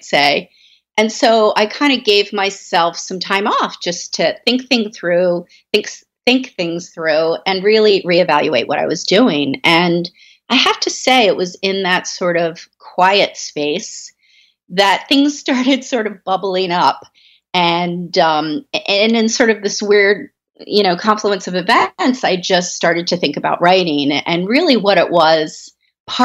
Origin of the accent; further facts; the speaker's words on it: Baltimore, Maryland, United States; I grew up in Baltimore